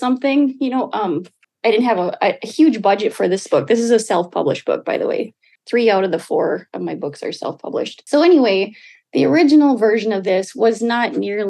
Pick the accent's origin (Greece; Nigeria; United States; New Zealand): United States; Red Lake Nation, Minnesota; now in Duluth, United States; I'm from the Red Lake Nation, joining you today from Duluth, Minnesota